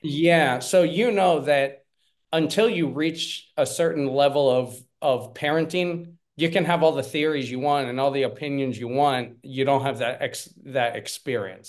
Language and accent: English; Pennsylvania, United States; moved away as an adult; also born or lived in South Korea; now in Spain; I am originally from Pennsylvania. I lived in South Korea for, um, for about seven years. I've been living here in Spain for about ten